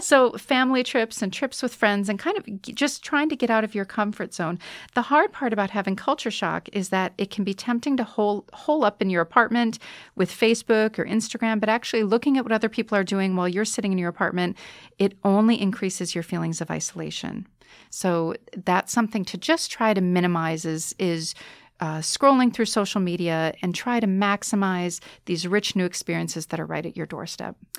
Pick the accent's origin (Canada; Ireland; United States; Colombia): United States; moved away as an adult; now in Bratislava, Slovakia; I'm an American